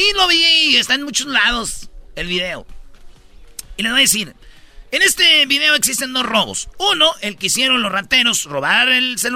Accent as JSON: {"language": "Spanish", "country": "Mexico", "said": "Lo que me dolió que uno como mexicano, para que le tiren sopa"}